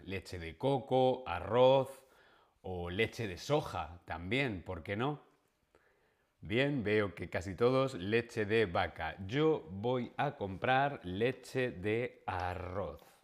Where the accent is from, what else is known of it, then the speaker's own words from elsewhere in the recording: Spain; soy español